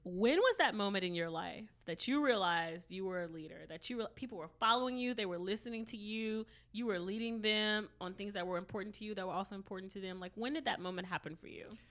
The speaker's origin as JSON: {"language": "English", "area": "Cajun country", "region": "Louisiana", "country": "United States", "said": "I'm from Cajun country"}